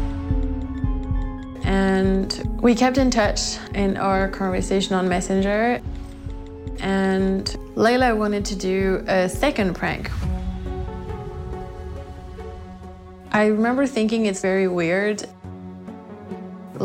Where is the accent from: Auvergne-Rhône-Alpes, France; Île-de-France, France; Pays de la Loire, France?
Pays de la Loire, France; Nantes; moved away as an adult; also born or lived in Sydney, Australia; I was born in France, in Nantes, and I traveled quite a bit.